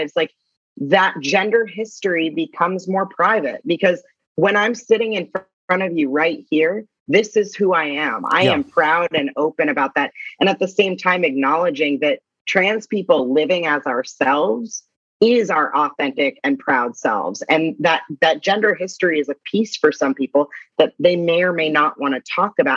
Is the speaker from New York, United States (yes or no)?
no; Orange County, California, United States; I come from Orange County, California, which is predominantly conservative.